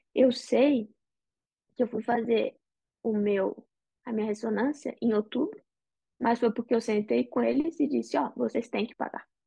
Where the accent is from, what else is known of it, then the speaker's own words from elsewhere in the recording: Brazil; now in United States; a gente é brasileiro.